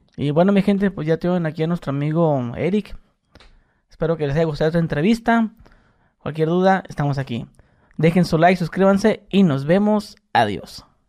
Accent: Mexicali, Baja California, Mexico; yo soy de Mexicali

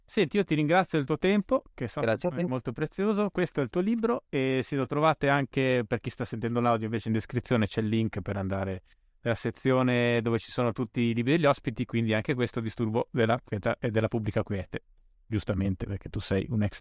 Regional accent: Genoa, Liguria, Italy; forse da, da genovese si, si, nota di meno, però Genova è una città importante, ricca

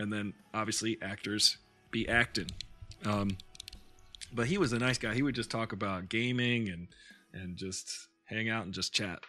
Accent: Canada; Like, I'm Canadian.

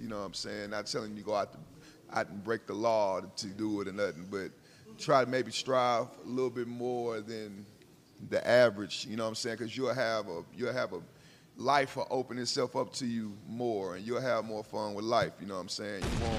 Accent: Houston, Texas, United States; I'm from Houston, bro.

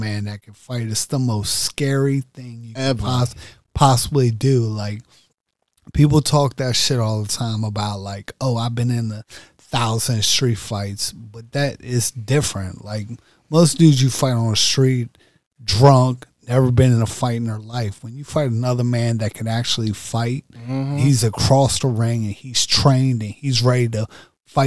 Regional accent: Prince George's County, Maryland, United States; I'm from PG County, born and raised. I'm from PG County, so I'm from Maryland.

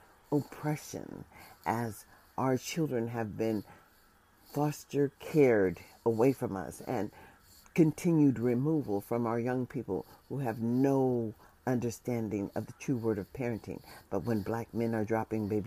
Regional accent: United States; As an American citizen

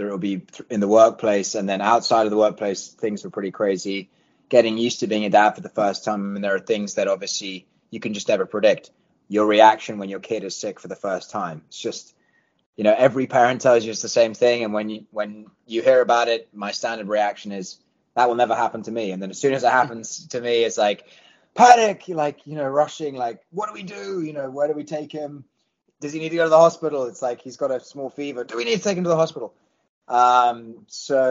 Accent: London, United Kingdom; moved away as an adult; also born or lived in Washington, D.C.; now in Nashville, United States; English born and bred, raised in London

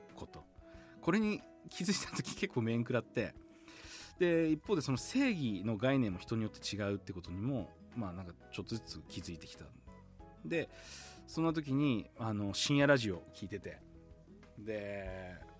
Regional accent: Sapporo, Hokkaido, Japan; 僕は札幌の厚別区出身でもともとはバンドをやってました

